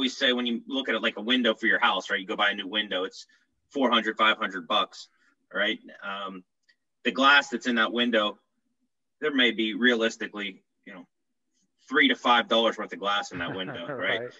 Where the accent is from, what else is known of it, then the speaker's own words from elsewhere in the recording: Pittsburgh, Pennsylvania, United States; I'm out of Pittsburgh.